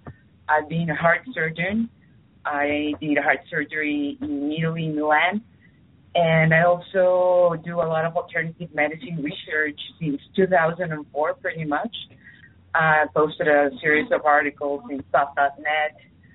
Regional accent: Costa Rica; now in Spain; I live in Spain, but I'm originally from Costa Rica.

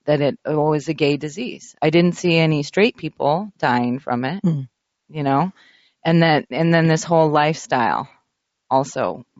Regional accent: San Francisco, California, United States; And I grew up in San Francisco in the 80s, and I watched a lot of gay men die.

